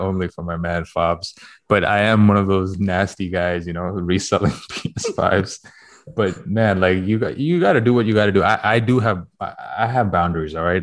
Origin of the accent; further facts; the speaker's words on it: Toronto, Ontario, Canada; moved away; going to Toronto next week, and I will be there. That is my hometown